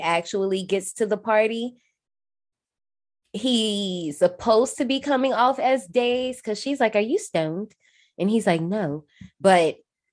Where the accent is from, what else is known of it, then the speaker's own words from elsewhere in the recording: Gary, Indiana, United States; I'm not from Chicago, I'm from Gary